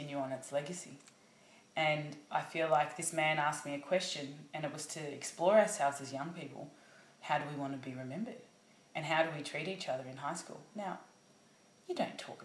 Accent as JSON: {"language": "English", "town": "Hallam", "region": "Victoria", "country": "Australia", "tie": "born or raised there", "said": "I grew up in Hallam, out 45 minutes out in the burbs of Melbourne"}